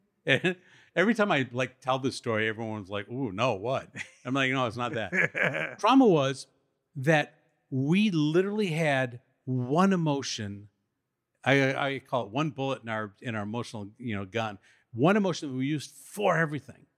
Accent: Madison, Wisconsin, United States; Madison, Wisconsin. That's where we grew up, all of us. And I still live there.

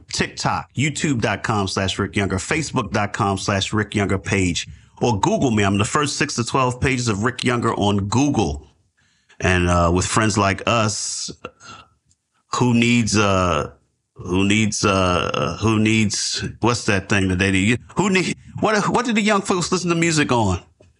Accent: Baltimore, Maryland, United States; now in New York, United States; my hometown, Baltimore

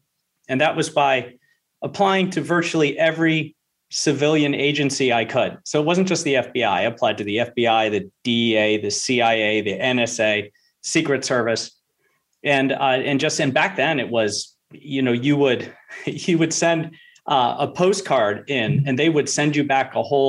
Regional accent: Charleston, South Carolina, United States; I was back down to my southern roots. I'm not from here. I'm from South Carolina, Charleston.

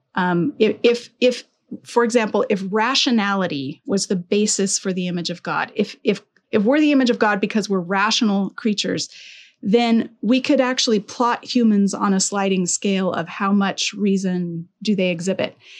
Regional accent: Colorado, United States; also born or lived in Alberta; now in Southern California, United States; I'm from Colorado

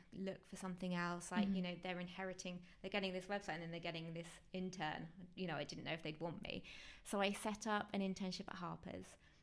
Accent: Worthing, South East England, United Kingdom; moved away as an adult; also born or lived in London; I'm from Worthing near Brighton, mm-hmm, so on the coast

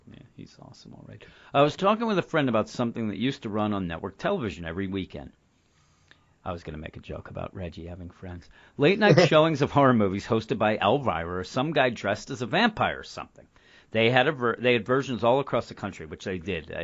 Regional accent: Philadelphia, Pennsylvania, United States; we're from the Philadelphia area, and when I grew up, when we first got cable, one of the channels there was Channel 9

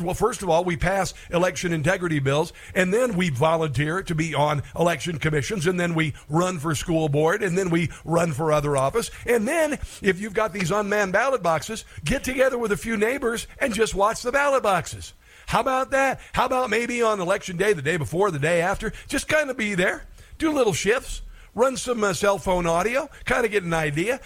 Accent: Iowa, United States; My home state of Iowa

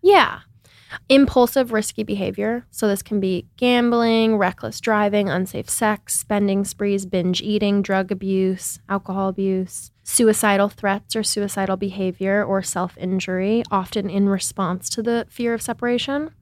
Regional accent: Seattle, Washington, United States; moved away as an adult; also born or lived in New York; I grew up in Seattle, Washington, in a really liberal city

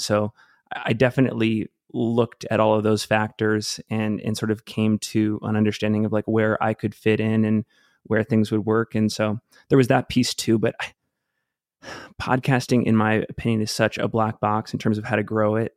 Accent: Cape Elizabeth, Maine, United States; moved away as an adult; now in Salt Lake City, United States; I grew up outside of Portland, Maine, lived there for almost fifteen years, uh, in a place called Cape Elizabeth

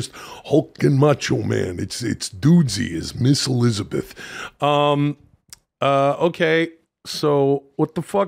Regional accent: Vancouver, British Columbia, Canada; I grew up in Canada, and it doesn't get super cold on the west coast of Canada.

